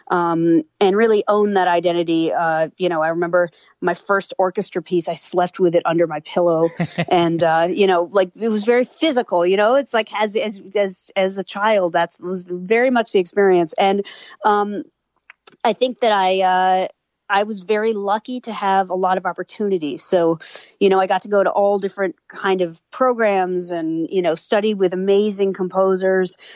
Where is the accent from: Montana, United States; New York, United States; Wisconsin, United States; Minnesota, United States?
New York, United States; born there; I grew up in a lot of different places. Actually, I was born in New York and lived in a lot of different places.